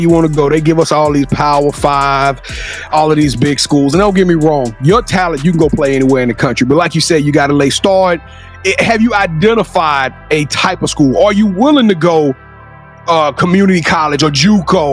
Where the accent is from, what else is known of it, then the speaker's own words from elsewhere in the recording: Louisiana, United States; I'm from Louisiana.